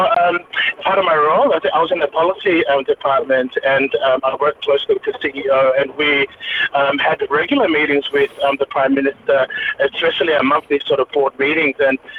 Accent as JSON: {"language": "English", "country": "Samoa", "tie": "born or raised there", "also_born_or_lived": "Auckland, New Zealand", "lives_now": "Australia", "said": "So I'm a New Zealand born Samoan, raised in Samoa, but now living in Australia. So I was born in Auckland, New Zealand, raised a little bit in New Zealand, then Australia, and then my early 20s spent that in Samoa"}